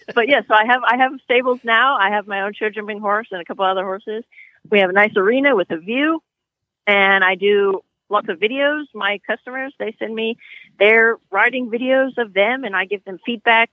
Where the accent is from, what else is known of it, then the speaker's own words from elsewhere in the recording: California, United States; moved away as an adult; also born or lived in Europe; I grew up in California riding horses